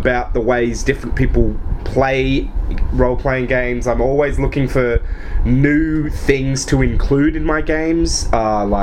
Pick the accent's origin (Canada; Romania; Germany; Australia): Australia; I'm from Australia